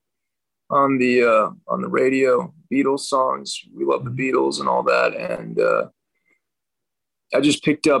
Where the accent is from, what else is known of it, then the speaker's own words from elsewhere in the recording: Los Angeles, California, United States; also born or lived in Utah; I was born and raised in Los Angeles